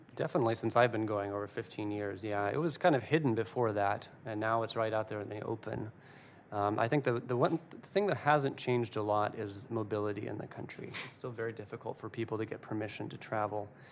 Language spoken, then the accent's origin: English; United States; who I am as an American